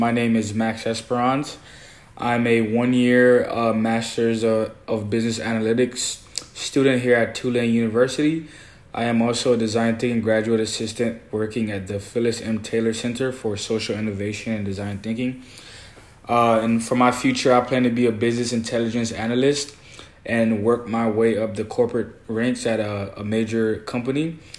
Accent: Haiti; I am from Haiti, which is a Caribbean country as well.

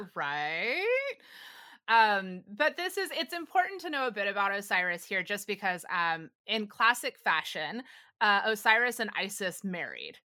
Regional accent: the South, United States; I grew up in the South

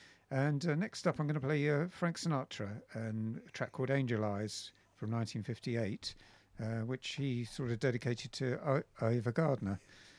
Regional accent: England, United Kingdom; turned 67 a couple of weeks ago on April the 3rd. And I can't pronounce the name of this track. I mean, I'm English after.

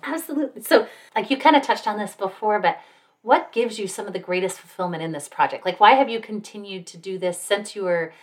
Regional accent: Salt Lake City, Utah, United States; now in Utah County, United States; I'm from Salt Lake, which is the next county north.

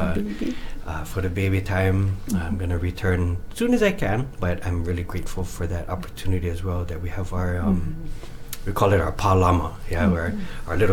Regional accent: Leeward Oahu, Hawaii, United States; also born or lived in Riverside, California; I grew up in Leeward Oahu, in the towns of Makakilo, Nanakuli, and Ma'ili

